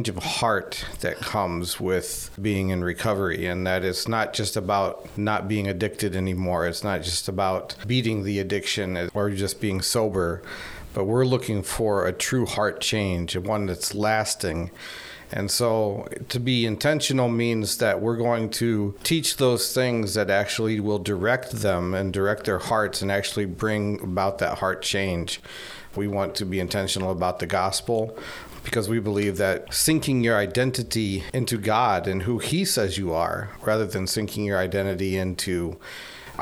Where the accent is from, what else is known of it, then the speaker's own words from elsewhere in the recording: Fort Wayne, Indiana, United States; moved away as an adult; also born or lived in Poland; Yeah, I grew up in Fort Wayne, and I grew up in the church.